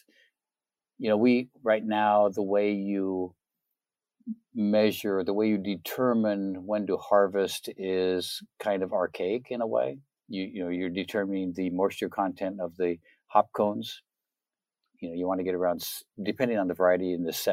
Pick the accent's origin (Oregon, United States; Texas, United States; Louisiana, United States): Oregon, United States; also born or lived in Minnesota; now in Tennessee, United States; I'm from Oregon originally